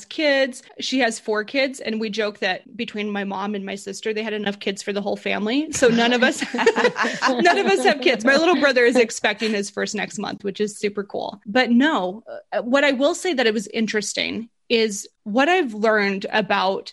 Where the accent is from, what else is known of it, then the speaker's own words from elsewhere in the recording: Burley, Idaho, United States; also born or lived in Boise, Idaho; I'm from Burley, Idaho. It's a really small city.